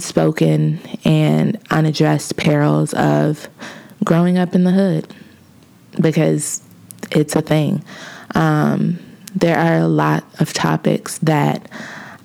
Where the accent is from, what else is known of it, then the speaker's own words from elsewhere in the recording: Lincoln Heights, Ohio, United States; moved away; I was born and raised in Cincinnati, Ohio, in a suburb or a village, quote unquote, because that is what it is incorporated as, of Lincoln Heights.